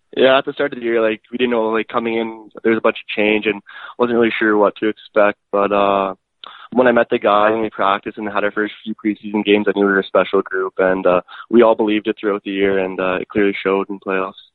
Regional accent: Edmonton, Alberta, Canada; born and raised in Edmonton, Alberta

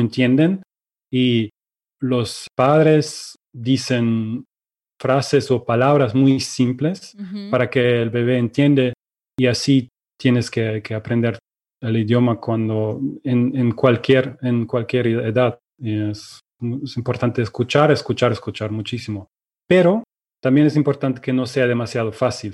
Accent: Germany; first language Russian and German; Spanish is a second language; also born or lived in Ukraine; soy de Alemania, em, nací en Ucrania, pero cuando tenía dos años mis, mis padres y yo nos mudamos a Alemania

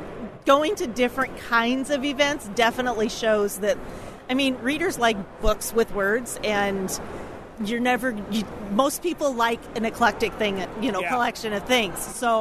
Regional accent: Federal Way, Washington, United States; I'm from Federal Way.

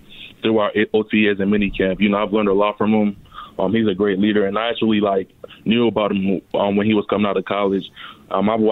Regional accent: Baltimore, Maryland, United States; also born or lived in Nigeria / North Carolina; me and my family moved to Baltimore around the age of eight.

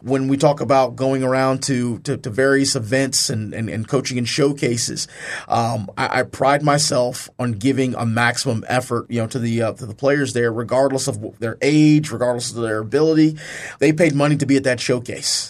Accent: Charlottesville, Virginia, United States; also born or lived in Brooklyn, New York; I'm originally from Charlottesville, Virginia. I'm actually born in Brooklyn, New York, but, uh, r-, raised in Charlottesville, Virginia

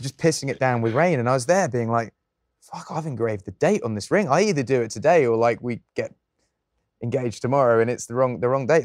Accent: England, United Kingdom; as an Englishman

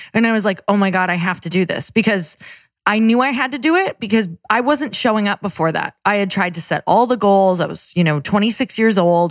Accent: Midwest, United States; I'm from the Midwest

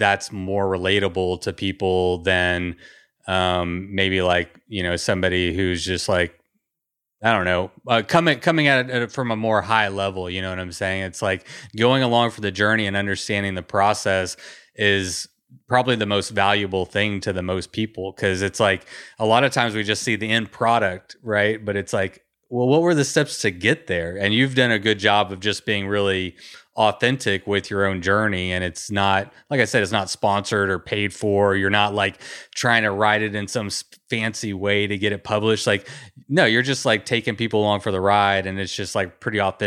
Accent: Texas, United States; I grew up in Texas

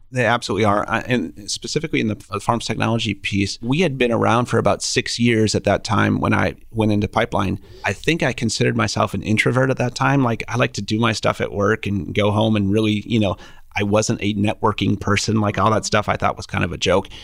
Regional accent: Minnesota, United States; moved away as an adult; now in Kansas City, United States; We're both from Minnesota.

